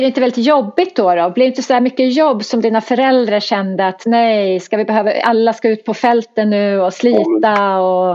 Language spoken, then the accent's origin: Swedish; Enköping, Uppsala County, Sweden; moved away; Jag växte upp i Enköping, eller utanför Enköping